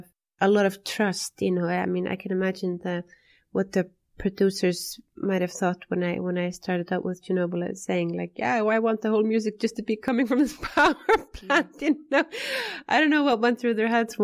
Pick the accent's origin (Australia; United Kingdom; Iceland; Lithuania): Iceland; we're both from Iceland